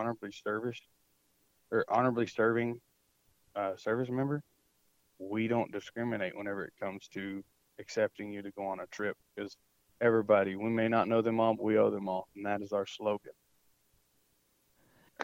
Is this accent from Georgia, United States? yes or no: yes; Georgia, United States; now in Texas, United States; I'm from Georgia. All my family's out there